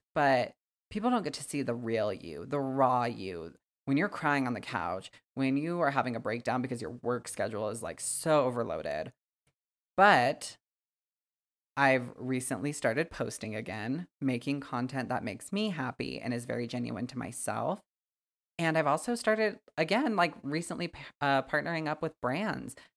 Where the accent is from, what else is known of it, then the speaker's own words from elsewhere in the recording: Wyoming, United States; I'm from Wyoming, born and raised, and I still fucking live here